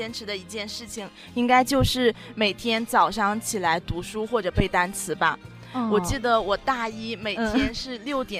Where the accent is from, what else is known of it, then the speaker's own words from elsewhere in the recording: Shandong, China; 我不是安徽人，我是山东人啊。